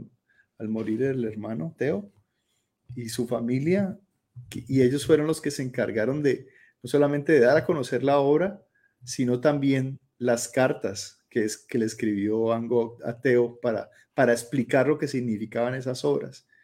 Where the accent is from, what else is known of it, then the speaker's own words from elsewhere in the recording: Colombia; moved away as an adult; hasta el último día que salí de Colombia que fue hace ya como, como siete años, ocho